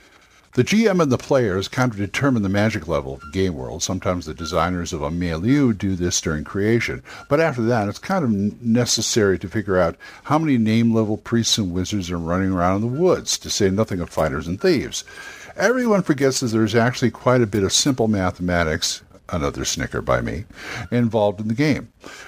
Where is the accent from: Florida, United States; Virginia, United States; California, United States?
California, United States; Los Angeles; moved away; I'm a Californian boy myself. I'm from L.A., and I get real homesick